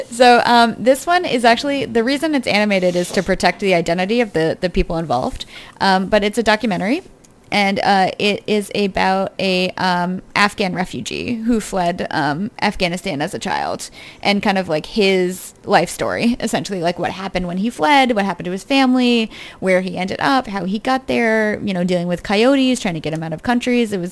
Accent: United Kingdom; So I'm British.

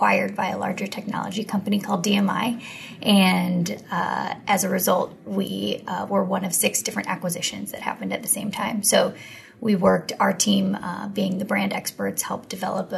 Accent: outside of Cleveland, Ohio, United States; moved away as an adult; also born or lived in North Carolina / Washington, D.C.; I grew up in Ohio, outside of Cleveland

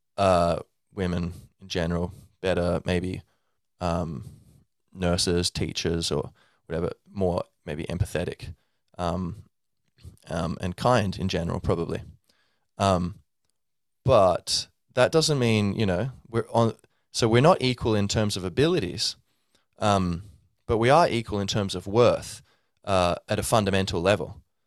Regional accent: Ireland; I'm Irish, descended from, um, uh, Irish stock. My whole family's Irish.

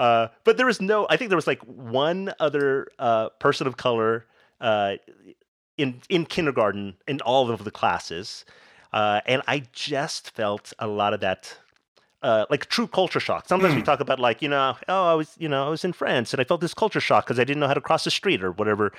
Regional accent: Las Vegas, Nevada, United States; born there; also born or lived in Philippines; So eventually, even though I was born in Vegas, we were stationed in the Philippines for a bit in my early life, right? So I learned my mom's dialect pretty well, which is Kapampangan.

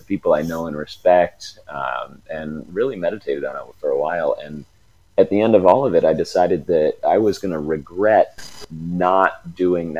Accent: Ohio, United States; growing up in the Midwest

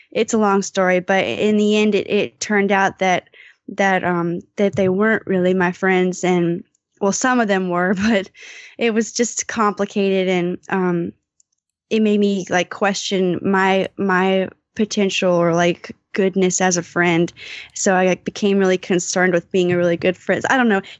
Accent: North Carolina, United States; moved away; I'm from North North Carolina.

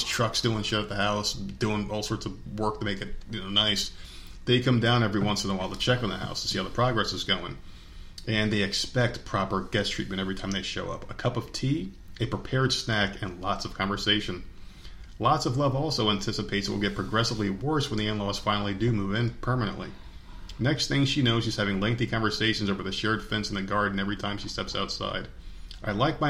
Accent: New Jersey, United States; fucking Jersey

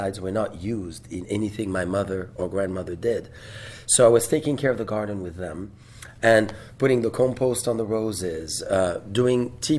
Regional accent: Vougeot, Bourgogne-Franche-Comté, France; also born or lived in Dijon; So I was, yes, born in Dijon, but really raised in Vougeot.

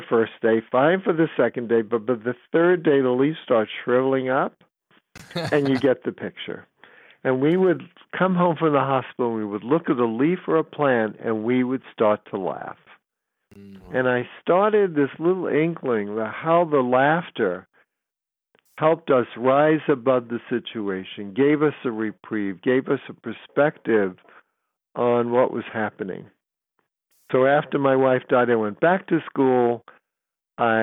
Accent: New York City, New York, United States; moved away as an adult; now in San Francisco, United States; I was from New York City

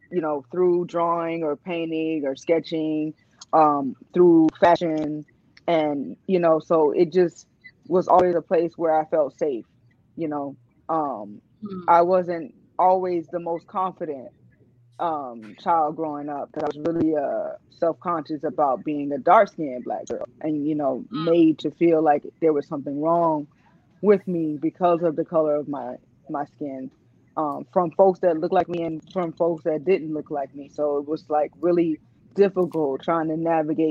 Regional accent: Miami, Florida, United States; Born and raised in the county of Dade

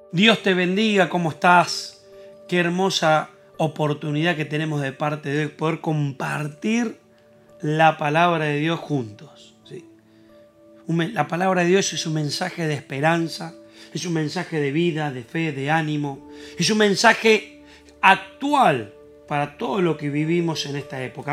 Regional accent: Argentina; nosotros somos argentinos

